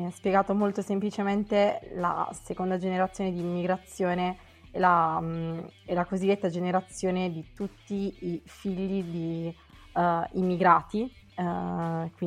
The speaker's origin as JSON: {"language": "Italian", "region": "Marche", "country": "Italy", "tie": "born or raised there", "lives_now": "Milan, Italy", "said": "ho 24 anni, uh, vivo a Milano e sono nata e cresciuta nelle Marche e ho origini marocchine"}